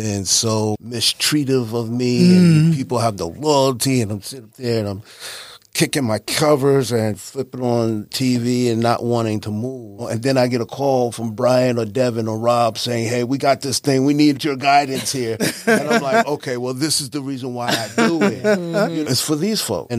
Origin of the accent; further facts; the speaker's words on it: Mount Vernon, New York, United States; moved away; I'm originally from Mount Vernon, New York.